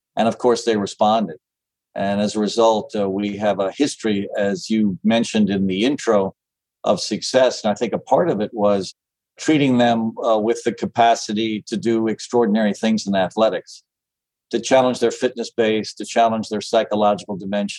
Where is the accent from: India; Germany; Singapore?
India; Mumbai, Maharashtra; also born or lived in Calcutta, India / Nairobi, Kenya / Addis Ababa, Ethiopia; I was born in Bombay, India, lived in Bombay and Calcutta, and then in Nairobi, Kenya, and then in Addis Ababa, Ethiopia.